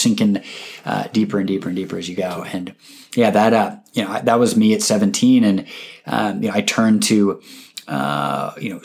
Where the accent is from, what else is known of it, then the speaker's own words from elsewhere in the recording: Seattle, Washington, United States; my hometown football team is calling me